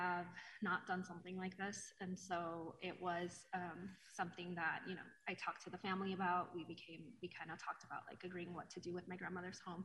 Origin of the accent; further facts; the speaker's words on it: Denver, Colorado, United States; I'm from Denver, just born and raised from Denver.